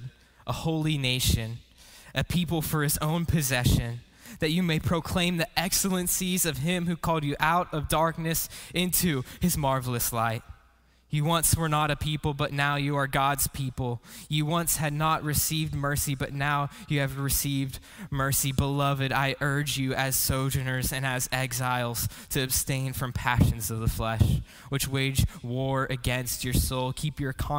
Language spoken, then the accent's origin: English; Pittsburgh, Pennsylvania, United States; moved away; my wife and I, we're Pittsburgh natives, and I think my favorite thing to do is to tell people that I'm from Pittsburgh